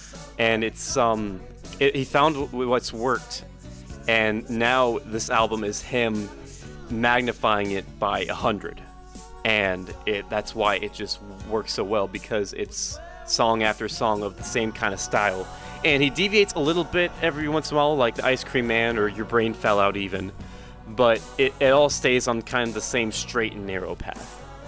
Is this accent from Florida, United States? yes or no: no; Oregon, United States; I'm from Oregon and I know something about trees.